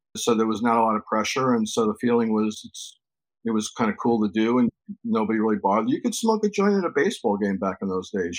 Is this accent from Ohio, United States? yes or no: no; New York City, New York, United States; I'm from New York, born and raised